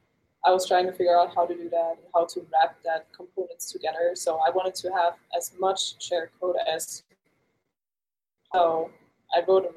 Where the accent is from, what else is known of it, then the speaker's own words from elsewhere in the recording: Germany; So I'm originally from Germany.